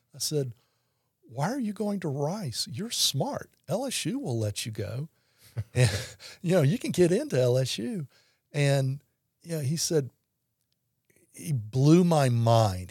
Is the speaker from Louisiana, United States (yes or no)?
yes; Baton Rouge, Louisiana, United States; born and raised in Baton Rouge